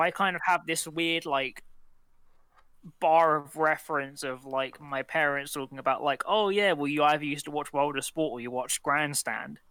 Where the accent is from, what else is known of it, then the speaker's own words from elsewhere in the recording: United Kingdom; for us as British people